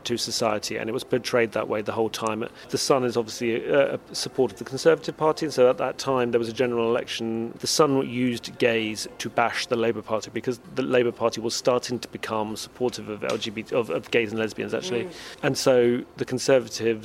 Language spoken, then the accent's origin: English; United Kingdom; my experience growing up in Britain